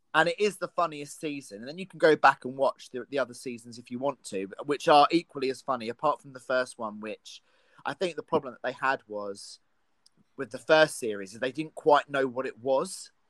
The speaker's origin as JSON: {"language": "English", "country": "United Kingdom", "said": "I am a British person"}